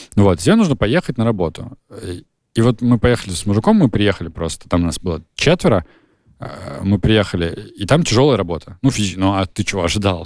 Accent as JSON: {"language": "Russian", "region": "Nizhny Novgorod Oblast", "country": "Russia", "tie": "born or raised there", "said": "где я живу, откуда я родом э, в Нижегородской области"}